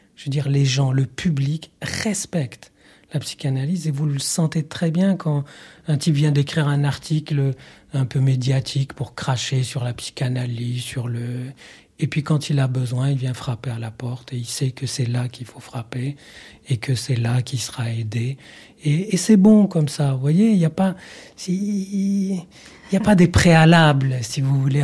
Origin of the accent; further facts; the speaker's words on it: Morocco; moved away; dans mon enfance euh, au Maroc et mon éducation un peu biblique